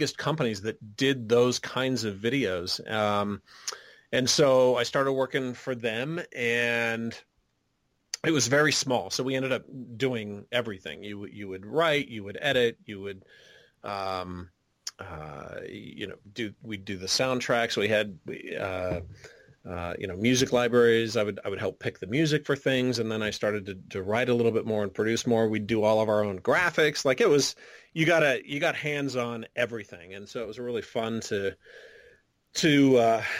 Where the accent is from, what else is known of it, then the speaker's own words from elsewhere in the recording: Riverside, California, United States; moved away; also born or lived in Washington, D.C.; growing up in Southern California, it's even being way out in Riverside, which is like 60 miles east of L.A.